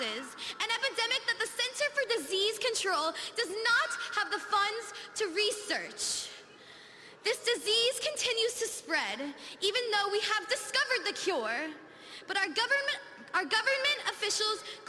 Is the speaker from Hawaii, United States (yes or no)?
no; Parkland, Florida, United States; Parkland is my home.